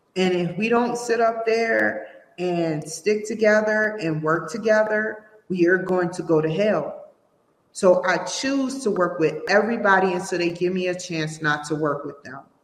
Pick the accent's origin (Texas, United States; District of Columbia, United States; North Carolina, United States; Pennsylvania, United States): District of Columbia, United States; Washington; I'm from Washington D.C.